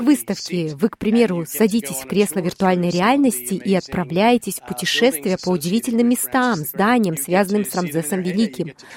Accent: Siberia, Russia; now in Sydney, Australia; как для иммигранта из страны, где сезоны очень четко разделяются, их четыре, а я из Сибири

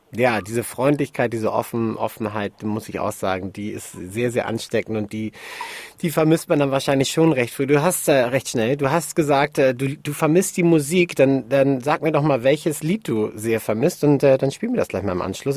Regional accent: Hamburg, Germany; mir als Hamburger Jung

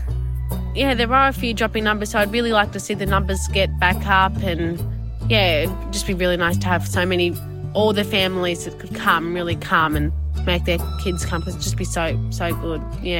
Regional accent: Victoria, Australia; also born or lived in Addis Ababa, Ethiopia; I'm 14 years old. I was born in Addis Ababa, Ethiopia in 2008 and then was adopted to Australia and now live in Cobden, Southwest Victoria.

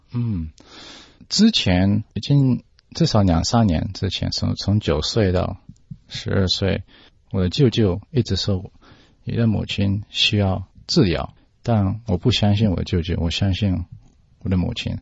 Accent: Australia; Chinese is a second language; 在澳大利亚出生的。我的中文讲得不太好

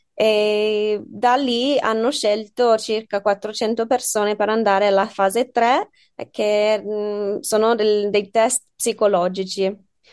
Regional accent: Australia; Italian is a second language; moved away as an adult; also born or lived in United Kingdom; now in Bologna, Italy; sono australiana, sì, sono anche inglese, però sono cresciuta lì

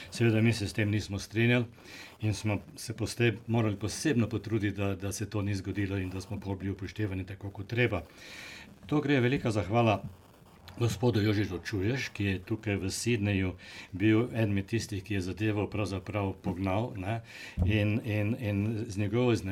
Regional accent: Slovenia; now in Australia; In že takrat smo imeli Slovenci več ali manj skoraj. Kar nekaj problemov z tem

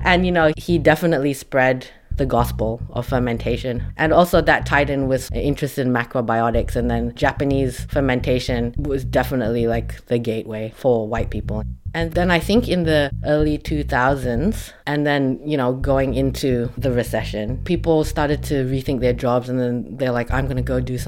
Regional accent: Malaysia; now in Melbourne, Australia; I grew up in Malaysia and I'm Chinese Malaysian

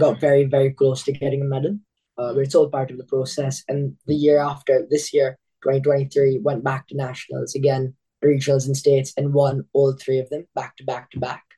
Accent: Australia; Being like an Indian kid here

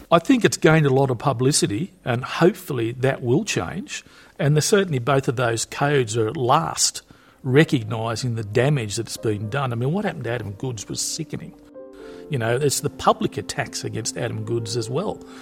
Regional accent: Newcastle, New South Wales, Australia; I grew up on Broadmeadow Racecourse

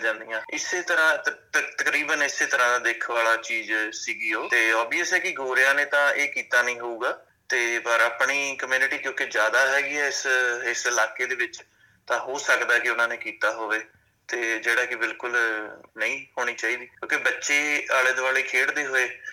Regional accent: Punjab, India; now in Australia; ਅਸੀਂ ਪੰਜਾਬ ਦੇ ਜੰਪਲਾਂ

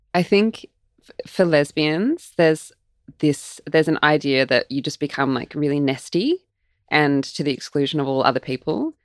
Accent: Melbourne, Victoria, Australia; when I was growing up in Melbourne as like a 20 something year old

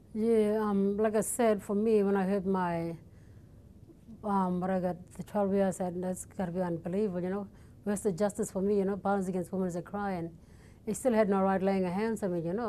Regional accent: Wyndham, Western Australia, Australia; also born or lived in Perth / Kununurra; I'm from the Kimberley, so I've been down in Perth for the, four years, been away from home

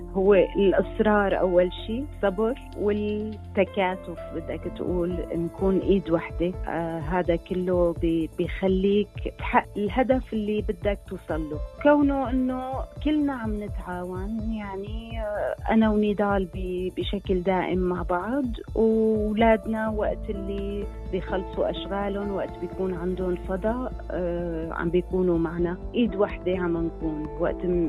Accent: Syria; moved away as an adult; also born or lived in Erbil, Iraq / Brisbane, Australia; now in Melbourne, Australia; انا اردنيه خلقت وعشت بسوريا ووالدتي سوريه

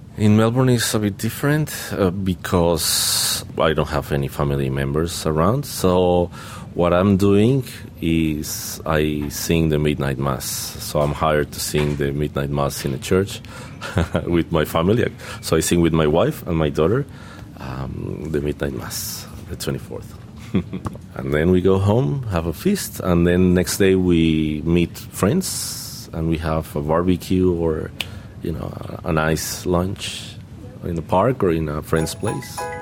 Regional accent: Caribbean Region, Colombia; now in Australia; I'm from Colombia

